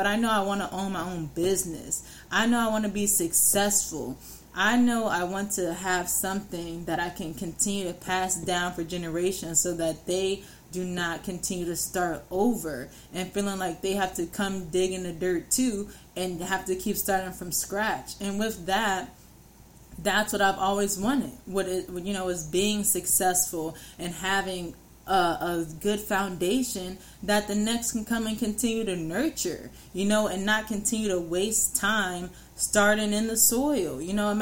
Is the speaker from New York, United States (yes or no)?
yes; New York, United States; I'm from New York